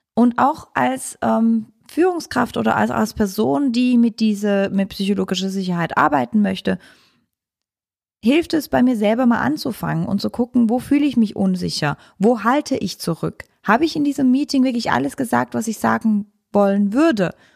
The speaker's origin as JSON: {"language": "German", "country": "Switzerland", "said": "ich als Schweizerin"}